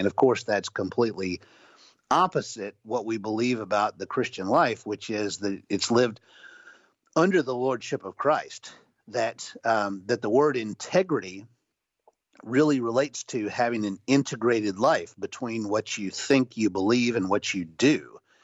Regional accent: the South, United States; I grew up in the South

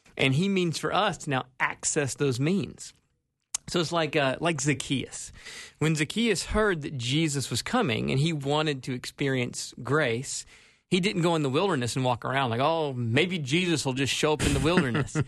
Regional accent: South Carolina, United States; moved away as an adult; now in Minnesota, United States; was born and raised in South Carolina

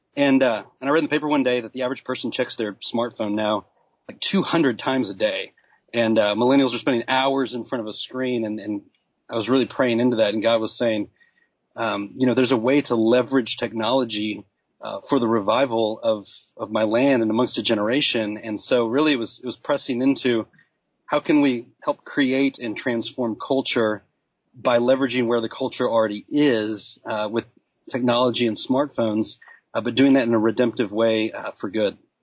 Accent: Dallas, Texas, United States; I'm from Dallas, you know, buckle of the Bible Belt

